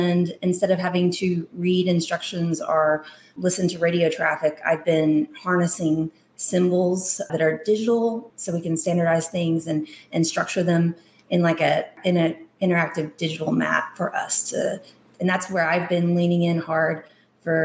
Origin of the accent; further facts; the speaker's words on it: Gun Barrel City, Texas, United States; moved away as an adult; also born or lived in Japan / Asheville, North Carolina; I'm from Gun Barrel City, Texas.